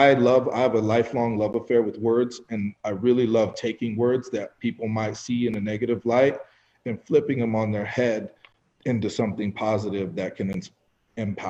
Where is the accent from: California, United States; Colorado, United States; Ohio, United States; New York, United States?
Colorado, United States; Fort Collins; I grew up in Fort Collins, Colorado